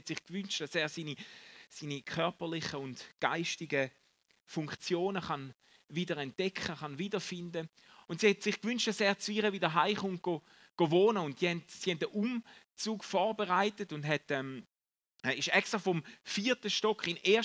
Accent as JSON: {"language": "German", "region": "Eastern Switzerland", "country": "Switzerland", "said": "ich habe keinen Basler Dialekt. Die schlechte Nachricht ist, ich komme aus der Ostschweiz, gell?"}